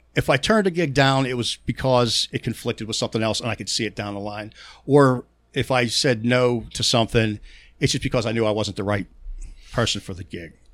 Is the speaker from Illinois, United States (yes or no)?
no; Pittsburgh, Pennsylvania, United States; accent: Pittsburgh; My Pittsburgh accent is so damn bad